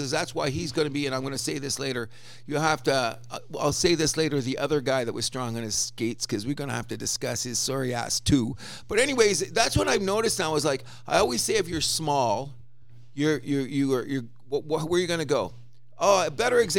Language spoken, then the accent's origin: English; Canada; we're Canadian